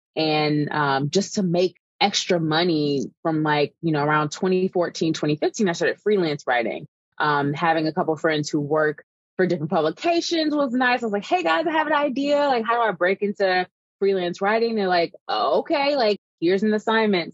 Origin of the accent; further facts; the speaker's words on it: Evanston, Illinois, United States; also born or lived in Galveston, Texas; now in Chicago, United States; I was born in Galveston, Texas. So I grew up in Texas until I was about eight years old and then moved um, to Evanston specifically. So where Northwestern is, that's the town I grew up in.